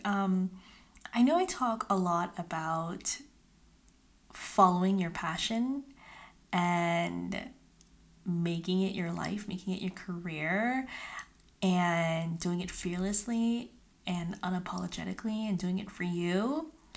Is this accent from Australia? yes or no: no; California, United States; moved away as an adult; now in Utah, United States; I am originally from California